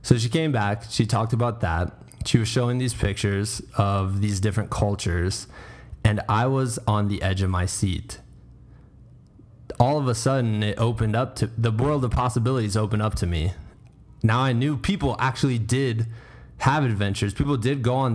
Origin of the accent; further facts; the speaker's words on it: Iowa, United States; As a small, young, only child growing up in Iowa, middle America